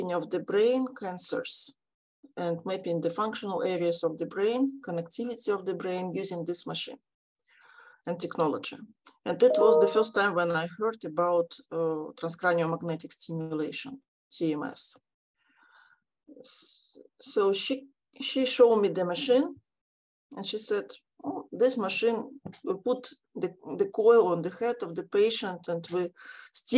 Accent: Ukraine; now in Australia; I'm also from Ukraine

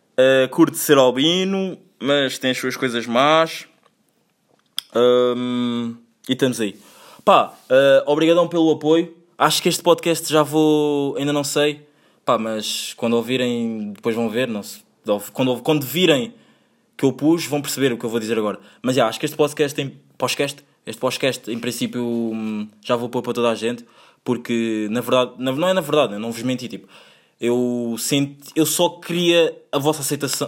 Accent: Angola; now in Portugal; sendo eu angolano, featuring português, mas querendo ser mais angolano. Não, não querendo, porque já yeah, amo o meu país uh, Angola, mas amo mais Portugal

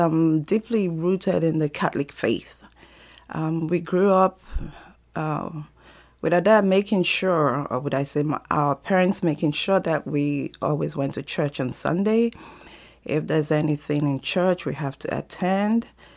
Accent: Nigeria; moved away; I'm originally from Nigeria, and I come from a very large family, a family of 11 kids

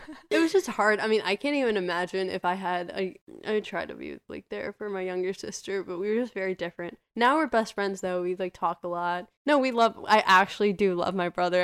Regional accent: United States; first generation American

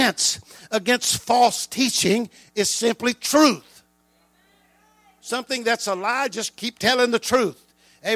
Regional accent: not too far from New Orleans, the South, United States; we grew up in the South and not too far from New Orleans.

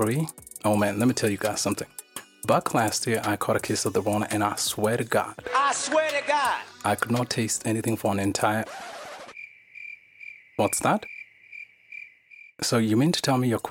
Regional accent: Kenya; I was born and raised in Kenya

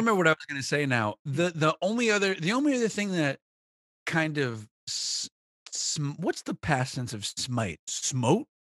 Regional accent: New England, United States; we're all from New England

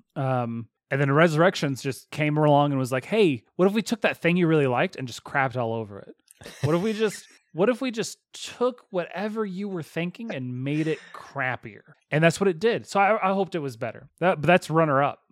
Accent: Texas, United States; accent: Texas; My Texas accent

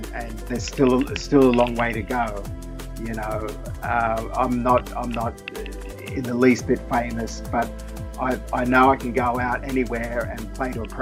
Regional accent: Sydney, New South Wales, Australia; moved away as an adult; now in Japan; We're both from Sydney, and we're both similar ages

